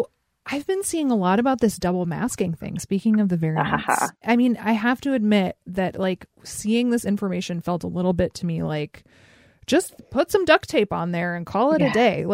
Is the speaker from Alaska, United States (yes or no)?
yes; Alaska, United States; Growing up in Alaska